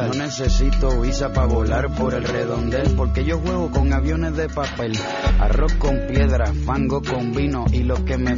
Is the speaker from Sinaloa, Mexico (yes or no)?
yes; Mazatlán, Sinaloa, Mexico; now in Mexico City, Mexico; Yo, yo soy de Mazatlán. Yo tenía aquí mi papá en pero se murió y ya me quedé aquí.